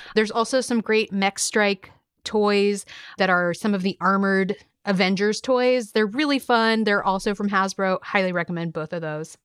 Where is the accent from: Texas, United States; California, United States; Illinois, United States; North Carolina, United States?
California, United States; now in New York, United States; I'm originally from California